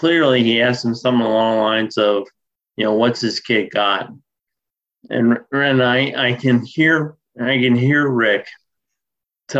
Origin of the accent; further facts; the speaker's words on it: Philadelphia, Pennsylvania, United States; I grew up in Philadelphia